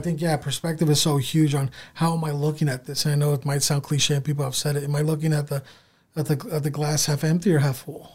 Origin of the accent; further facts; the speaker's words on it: San Diego, California, United States; now in Sioux Falls, United States; Growing up, um, you know, in the San Diego area, I grew up in so- Southern California.